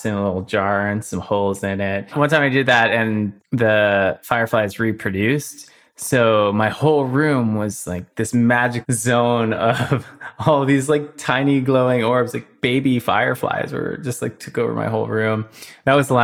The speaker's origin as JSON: {"language": "English", "town": "Somers", "region": "New York", "country": "United States", "tie": "born or raised there", "said": "I grew up in Somers, New York. It's a rural area north of New York City."}